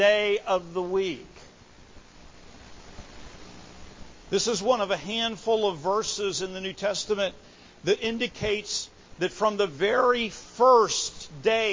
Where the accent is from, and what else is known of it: United States